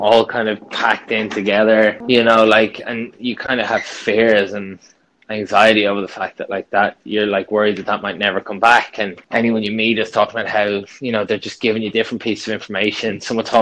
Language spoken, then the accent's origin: English; Dublin, Leinster, Ireland; I'm a nobody from Dublin